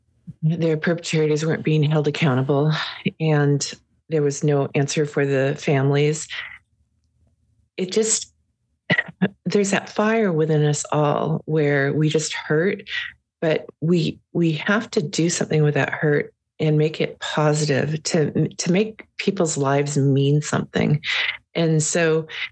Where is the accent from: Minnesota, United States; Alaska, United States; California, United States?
Alaska, United States; Prince of Wales Island; I'm from Prince of Wales, so we have we have remnants of our ancestors